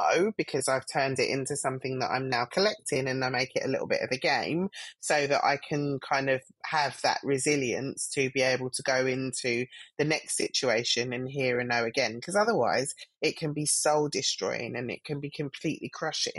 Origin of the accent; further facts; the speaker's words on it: London, United Kingdom; I'm a Black female that grew up in Southwest London. I'm from Streatham Vale